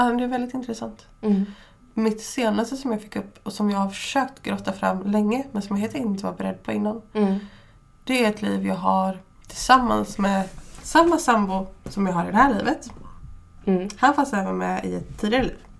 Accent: Fjärås, Halland County, Sweden; vi kommer ju ändå från Fjärås som är mm. väldigt nära Kungsbacka.

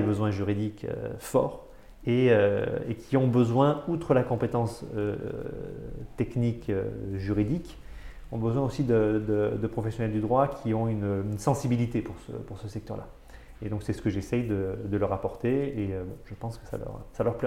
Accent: Avignon, Provence-Alpes-Côte d'Azur, France; moved away as an adult; also born or lived in Paris; je ne suis pas un Parisien, je viens du Sud, je viens d'Avignon

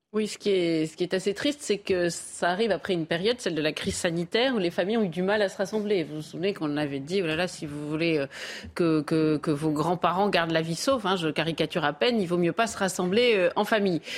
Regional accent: Paris, Île-de-France, France; j'ai vécu enfant à Paris

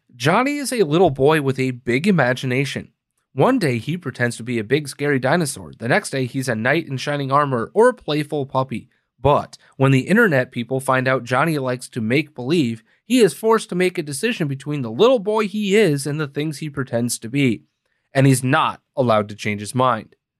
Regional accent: Green Bay, Wisconsin, United States; now in Chicago, United States; Green Bay, let's say, right? My hometown

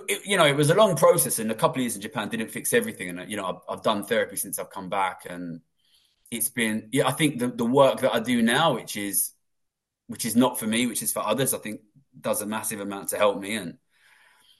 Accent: London, United Kingdom; also born or lived in Tokyo; I grew up in London

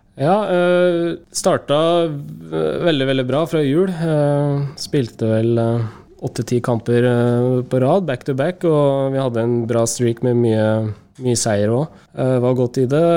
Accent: Norway; moved away as an adult

